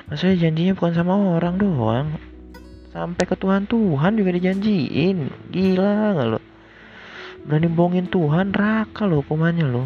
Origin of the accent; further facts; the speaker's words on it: North Sumatra, Indonesia; Gue itu kan orang Batak ya Jadi nggak bisa gitu nikah Dengan segampang itu